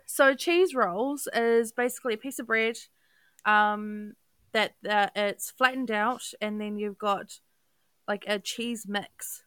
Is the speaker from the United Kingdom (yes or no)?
no; New Zealand; also born or lived in Auckland; now in Dunedin, New Zealand; I, am Kiwi Kiwi through and through